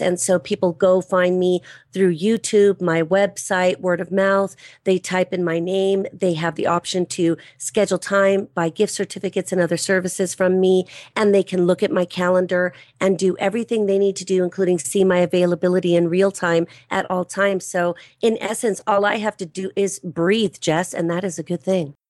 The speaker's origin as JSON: {"language": "English", "area": "Los Angeles County", "region": "California", "country": "United States", "tie": "born or raised there", "said": "I'm a native Californian. I was born and raised in Los Angeles County"}